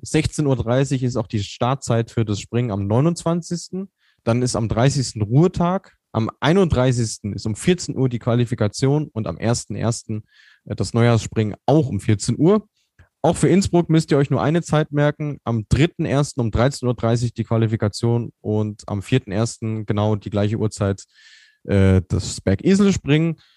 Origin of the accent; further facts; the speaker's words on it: North Rhine-Westphalia, Germany; ich komme aus Ostwestfalen, da ist man ein bisschen reservierter